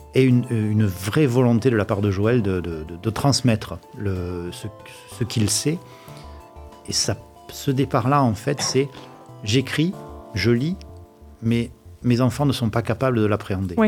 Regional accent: Provence-Alpes-Côte d'Azur, France; accent: provençal; j'ai un petit accent provençal quelque part

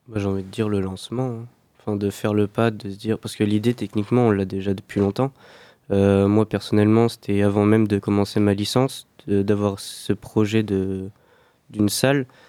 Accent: La Rochelle, Nouvelle-Aquitaine, France; nous, on est originaire plus de La Rochelle

